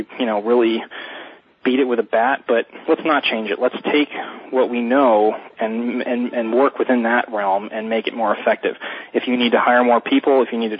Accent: South Florida, United States; I'm from South Florida

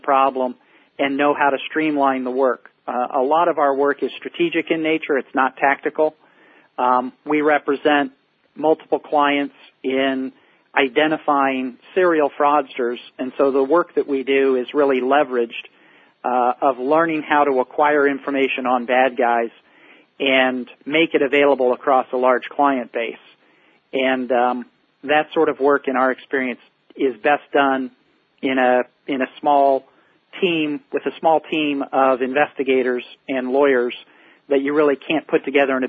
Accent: Indianapolis, Indiana, United States; moved away as an adult; also born or lived in California / Washington, D.C.; I'm a Midwestern boy, born and raised in Indianapolis, Indiana

